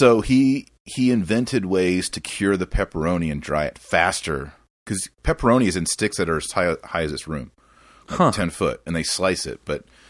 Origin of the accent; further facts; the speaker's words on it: Fort Worth, Texas, United States; I was born and raised in Fort Worth.